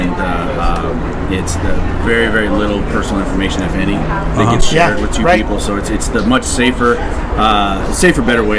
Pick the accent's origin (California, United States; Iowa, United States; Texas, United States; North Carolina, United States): Iowa, United States; moved away; I grew up in Iowa